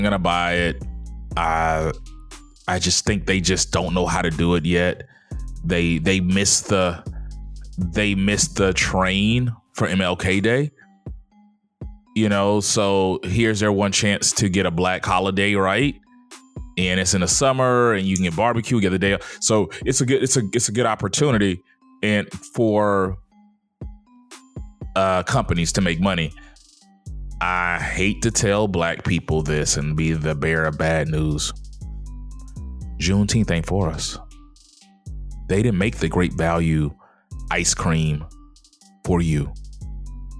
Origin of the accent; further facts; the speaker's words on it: Texas, United States; growing up in Texas